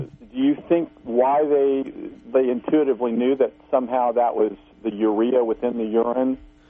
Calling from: Missouri, United States; This is … from Missouri.

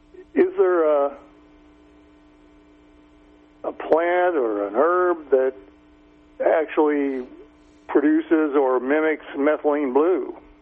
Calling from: California, United States; I'm from southern Humboldt here.

